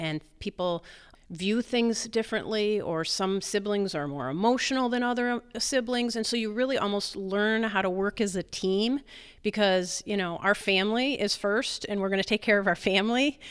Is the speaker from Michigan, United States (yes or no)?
yes; East Jordan, Michigan, United States; East Jordan, um, my hometown, most people know it as East Jordan Ironworks.